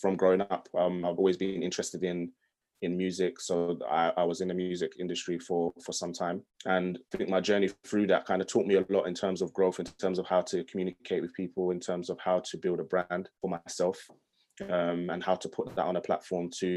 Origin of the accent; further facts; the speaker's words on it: London, United Kingdom; I grew up in London, I'm in an area called Hackney